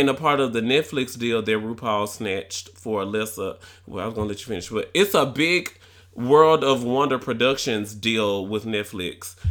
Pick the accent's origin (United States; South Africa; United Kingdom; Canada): United States; Tennessee; accent: Tennessee; my Tennessee accent